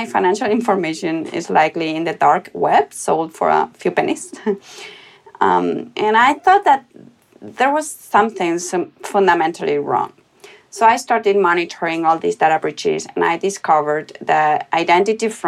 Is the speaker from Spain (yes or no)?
yes; Spain; I was born in Spain, where I went to a German school, so I grew up in between two different cultures.